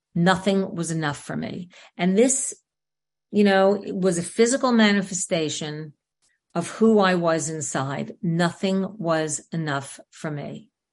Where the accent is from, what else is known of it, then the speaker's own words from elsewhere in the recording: New York City, New York, United States; I grew up in New York, in Queens specifically